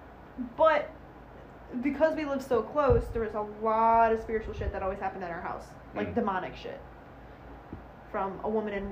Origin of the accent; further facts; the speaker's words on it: Chicago, Illinois, United States; where I lived in the South Side, it was mainly blacks and Italians